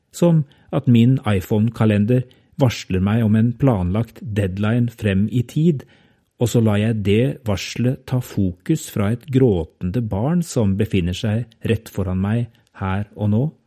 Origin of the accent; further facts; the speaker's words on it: Norway; jeg er norsk